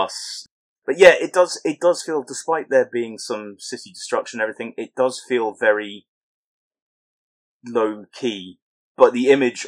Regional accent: England, United Kingdom; accent: very English

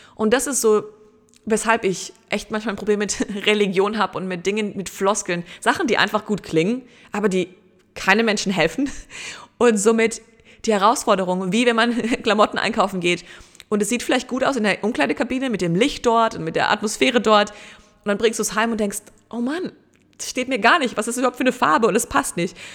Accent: Germany; bei uns in Deutschland

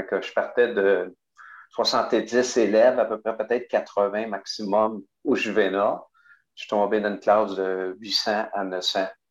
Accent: Montreal, Quebec, Canada; also born or lived in Rimouski / Témiscouata-sur-le-Lac (Cabano); je suis arrivé en 1956 à Pointe-aux-Trembles, dans l'est de Montréal. Donc, je n'ai pas tellement connu euh, sur le lac, à part qu'on y, allait l'été, là. mais j'ai passé plus mon temps à Pointe-aux-Trembles.

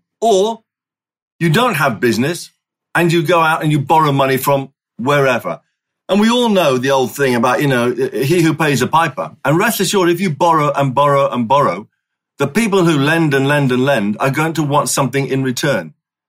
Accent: Singapore; moved away as an adult; I was born and raised in Singapore, right? And I didn't leave there until I was 18. So I'm a Singaporean by birth. I'm a Singaporean by education. I'm a Singaporean through and through.

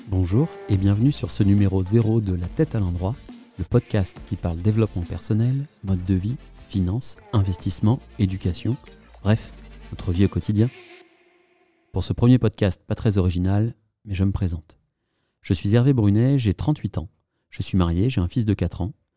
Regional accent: France; moved away as an adult; also born or lived in western France; now in Morocco; j'ai quitté la France, ma région, ma maison et mon job

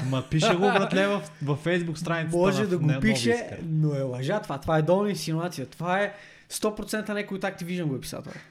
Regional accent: Sofia, Sofia City, Bulgaria; Аз първо, че съм роден в центъра на София, в Шейново.

